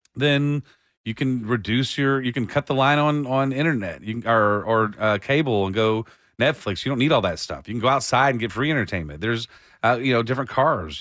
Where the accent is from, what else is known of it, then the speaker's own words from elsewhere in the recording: Austin, Texas, United States; I was raised in, in, in Austin